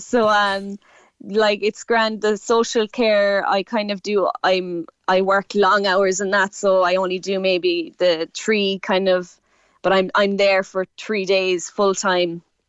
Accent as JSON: {"language": "English", "town": "Clonakilty", "region": "Munster", "country": "Ireland", "said": "So I'm from West Cork. I'm from just outside Clonakilty direction. I'm farming with my dad and my brothers."}